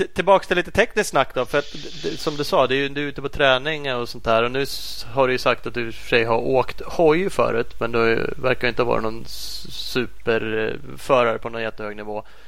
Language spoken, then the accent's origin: Swedish; Sweden; som svensk